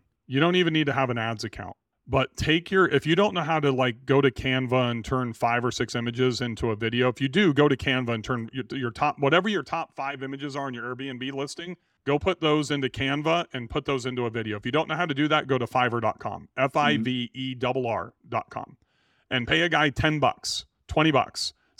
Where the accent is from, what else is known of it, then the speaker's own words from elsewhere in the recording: Bakersfield, California, United States; now in Nashville, United States; I have been to Bass Lake a few times when I grew up in Bakersfield.